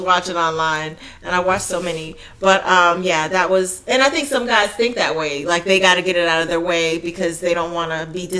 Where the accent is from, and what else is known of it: Florida, United States